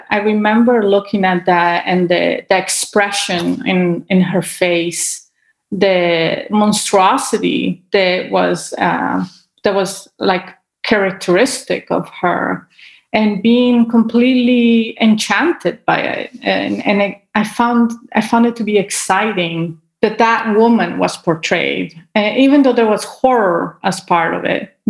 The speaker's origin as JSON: {"language": "English", "country": "Italy", "tie": "born there", "said": "I mean, I was born in Italy, and so there was a lot of art to see as well."}